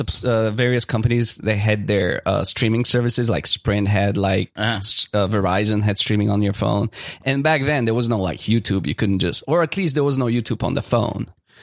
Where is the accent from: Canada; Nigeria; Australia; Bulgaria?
Bulgaria; moved away; I am originally from Bulgaria.